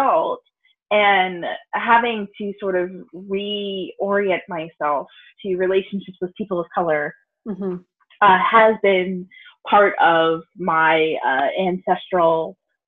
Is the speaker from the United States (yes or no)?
yes; Deep South, United States; white lesbian parents in the early 90s in the Deep South